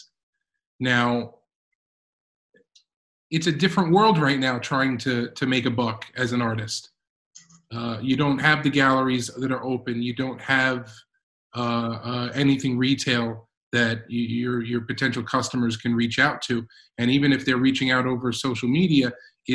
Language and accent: English; New York, United States; born and bred in New York like myself